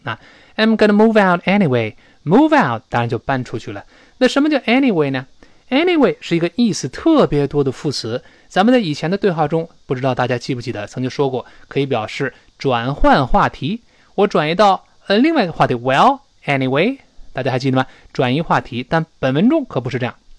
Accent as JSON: {"language": "Chinese", "country": "China", "said": "我们中国人"}